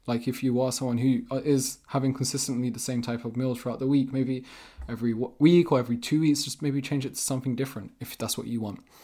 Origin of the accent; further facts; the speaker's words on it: England, United Kingdom; also born or lived in Vermont, United States; I'm from England.